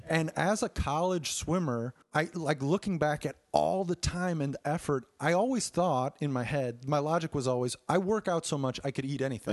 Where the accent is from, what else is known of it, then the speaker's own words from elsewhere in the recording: Chicago, Illinois, United States; growing up in Chicago